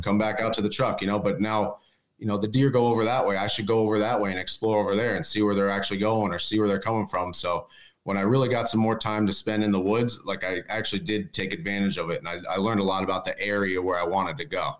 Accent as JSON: {"language": "English", "town": "East End", "region": "Pennsylvania", "country": "United States", "said": "I'm from East End, Pennsylvania"}